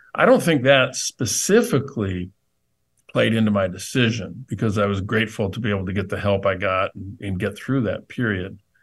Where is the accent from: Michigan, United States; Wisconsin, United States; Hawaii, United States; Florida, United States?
Michigan, United States; Flint; my hometown